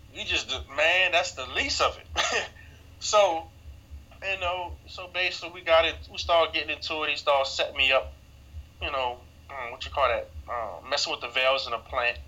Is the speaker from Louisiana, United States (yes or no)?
yes; New Orleans, Louisiana, United States; born and raised in New Orleans, Louisiana